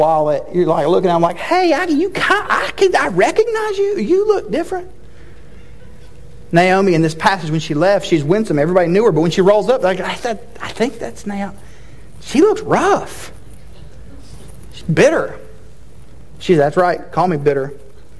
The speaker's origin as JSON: {"language": "English", "town": "Chattanooga", "region": "Tennessee", "country": "United States", "tie": "born or raised there", "said": "I went to college in my hometown, and so if you're unfamiliar, the University of Tennessee Chattanooga"}